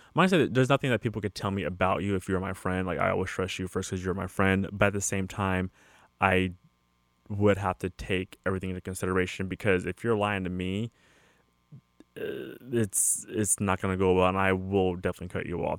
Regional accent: California, United States; me being born and raised in California

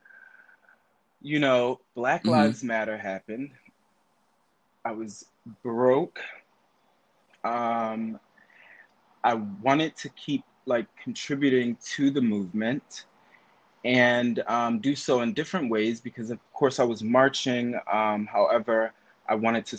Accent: Philadelphia, Pennsylvania, United States; now in New York, United States; from Philadelphia

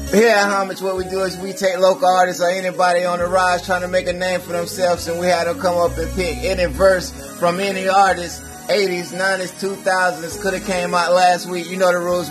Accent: Grupton, Florida, United States; I'm from Grupton, Florida

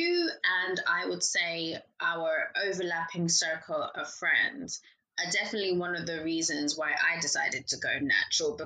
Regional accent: Chelmsford, East of England, United Kingdom; also born or lived in London; I grew up in Essex

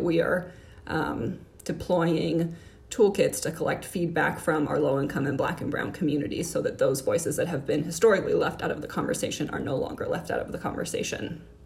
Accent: Miami, Florida, United States; moved away as an adult; also born or lived in Orlando, Florida / Washington, District of Columbia, United States; now in Columbus, United States; I grew up in Miami, Florida

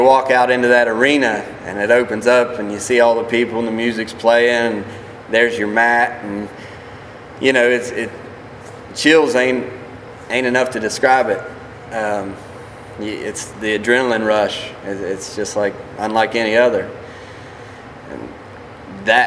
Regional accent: United States; I wanted to open an office down here in my hometown

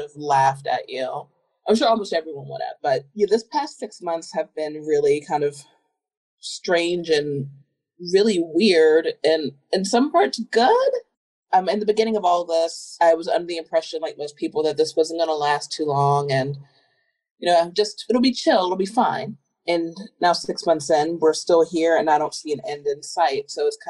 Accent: Southern Virginia, United States; moved away; I'm from Southern Virginia, a little town near the border of North Carolina. Very small. There's only one public high school for the entire county. Everyone knew everyone. Really wasn't a bad place to grow up

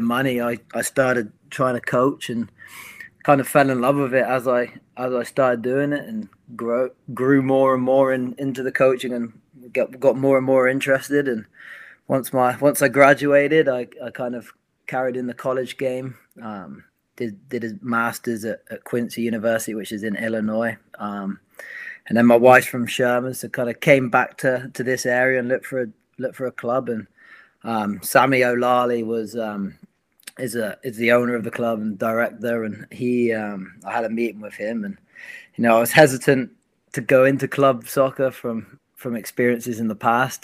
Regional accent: Plymouth, South West England, United Kingdom; moved away; I am originally from England, Plymouth, England, so right down south, and grew up with soccer, or football, as obviously we say in England

